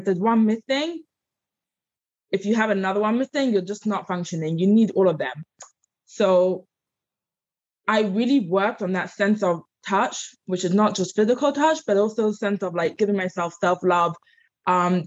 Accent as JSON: {"language": "English", "region": "London", "country": "United Kingdom", "tie": "born or raised there", "accent": "English", "moved": "as an adult", "lives_now": "United States", "said": "I grew up in London."}